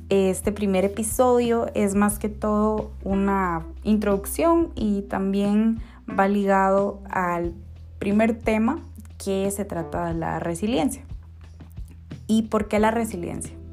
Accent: Costa Rica; born there; also born or lived in Guatemala; Yo soy mujer costarricense de nacimiento, costarricense

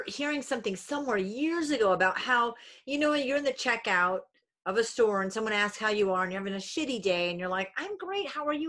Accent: Rhode Island, United States; I'm originally from Rhode Island. My grandma's in New Hampshire. Yeah, I am. Yeah, we're New Englanders.

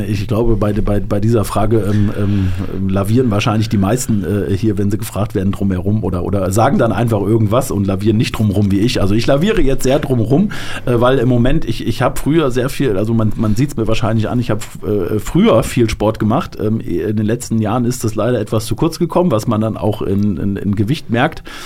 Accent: Delmhorst, Lower Saxony, Germany; moved away as an adult; now in Hanau, Germany; meine Heimatstadt, da wo ich gewohnt habe, Delmhorst

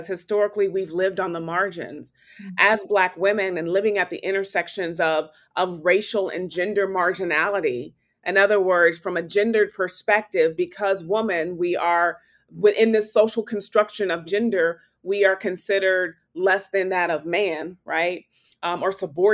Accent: Topeka, Kansas, United States; I was born and raised in Topeka, Kansas

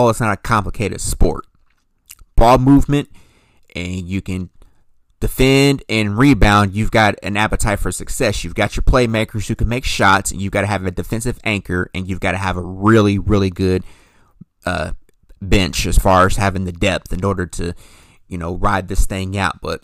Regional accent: Princeton, Indiana, United States; now in Las Vegas, United States; as a Princeton native

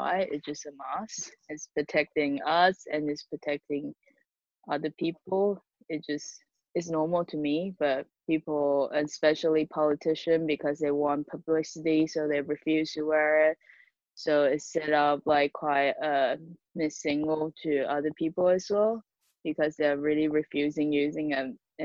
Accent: Taiwan; I'm from Taiwan

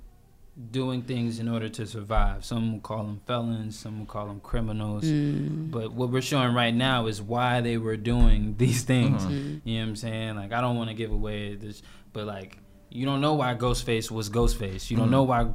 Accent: Lithonia, Georgia, United States; I'm from Latonia, Georgia

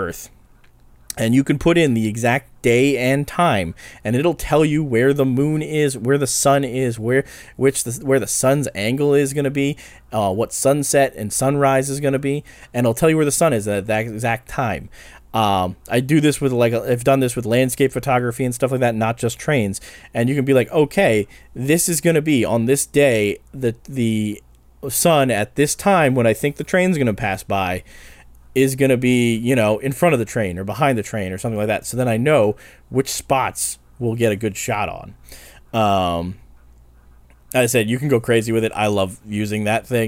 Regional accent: New Hope, Pennsylvania, United States; we grew up around New Hope and Black River and Western Railroad

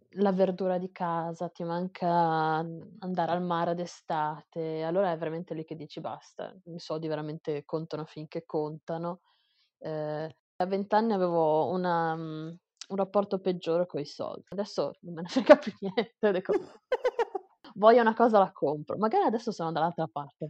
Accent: Italy; moved away as an adult; now in Taiwan

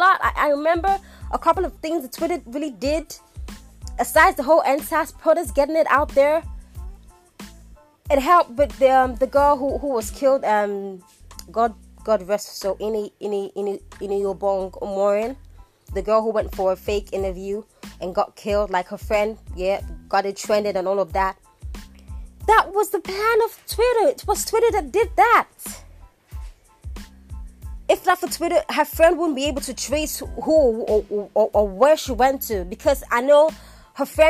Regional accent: Nigeria; I'm a Nigerian, born Nigerian, schooled Nigerian, did everything here in Nigeria.

